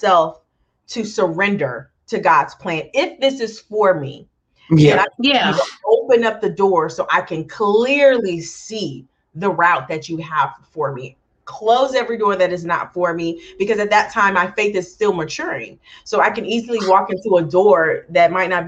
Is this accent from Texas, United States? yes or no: yes; Galveston, Texas, United States; moved away as an adult; also born or lived in Los Angeles; Growing up in a small town, I'm from Galveston, Texas.